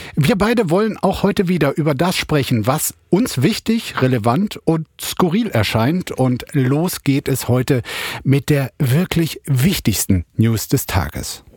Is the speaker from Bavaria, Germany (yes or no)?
no; Bergisch Gladbach, North Rhine-Westphalia, Germany; ich bin gebürtig aus Bergisch Gladbach